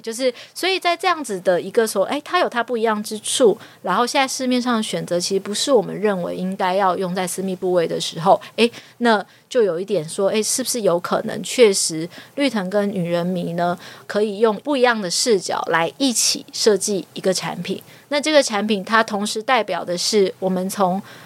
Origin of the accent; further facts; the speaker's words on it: Taiwan; 我就是一个台湾人